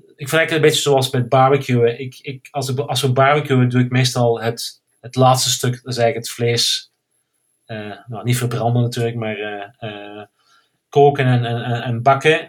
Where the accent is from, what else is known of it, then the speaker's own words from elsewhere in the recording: Hechtel-Eksel, Flanders, Belgium; now in Spain; ik kom uit België, zoals je kan horen. Eh, meer Limburg, eh, Hechtel, Hechtel-Exel.